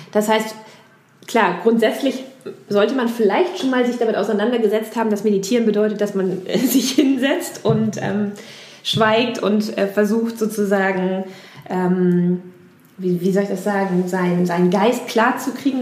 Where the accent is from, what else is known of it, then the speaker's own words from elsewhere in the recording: near Lünzen, near the Lüneburg Heath, Lower Saxony, Germany; moved away; aus meiner Heimat